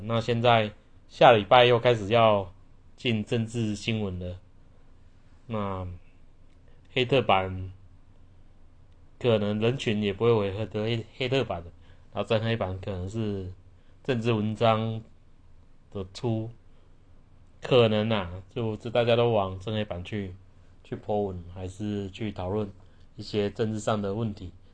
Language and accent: Chinese; Taiwan; 我们台湾人